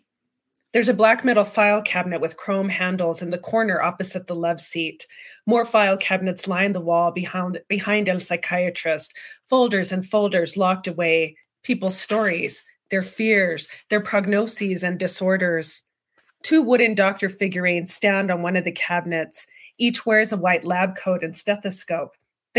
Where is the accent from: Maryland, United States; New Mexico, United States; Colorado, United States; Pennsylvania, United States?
New Mexico, United States; Deming; the small town where I was raised in Deming, New Mexico